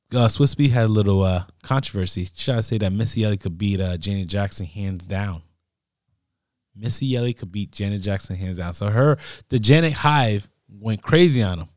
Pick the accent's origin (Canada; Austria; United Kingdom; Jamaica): Jamaica; I'm Jamaican